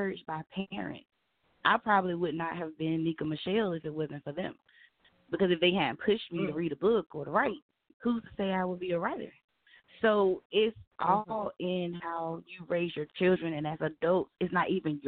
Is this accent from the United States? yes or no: yes; the South, United States; I'm from the South